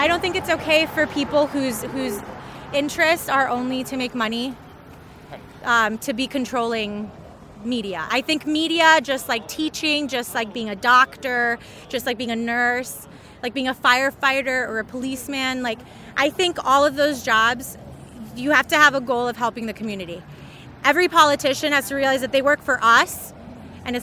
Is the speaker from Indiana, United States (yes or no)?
yes; Highland, Indiana, United States; also born or lived in Mexico; I'm from Northwest Indiana, from Highland